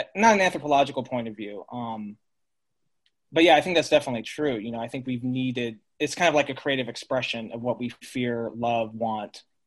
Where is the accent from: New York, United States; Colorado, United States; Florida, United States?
Colorado, United States; Colorado Springs; moved away; also born or lived in San Luis Obispo, California; Growing up in Colorado Springs, Colorado, we were technically meth- Methodist